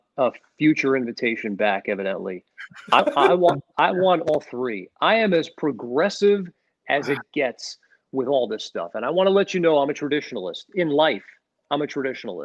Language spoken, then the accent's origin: English; Long Island, New York, United States; I grew up you know, a child in the 80s growing up on Long Island